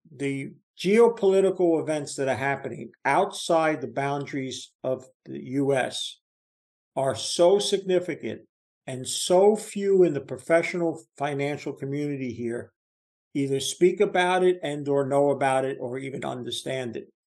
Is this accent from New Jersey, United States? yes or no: yes; New Jersey, United States; I'm from New Jersey